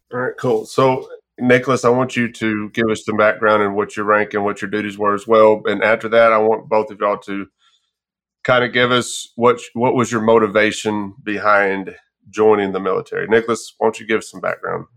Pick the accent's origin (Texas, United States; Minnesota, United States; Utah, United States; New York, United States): Texas, United States; moved away; also born or lived in Arkansas; born and raised in Texas